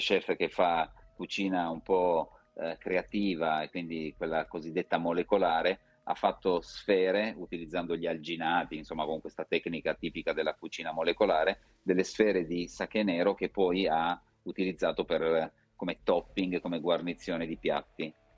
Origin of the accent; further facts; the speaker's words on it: Turin, Piedmont, Italy; io sono torinese, vivo a Torino e la mia azienda è a Vercelli